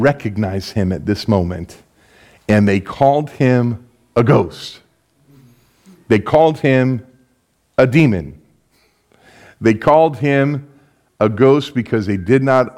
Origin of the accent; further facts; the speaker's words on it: West Palm Beach, Florida, United States; moved away as an adult; now in Belgium; I'm born and raised in West Palm Beach. This is home for me.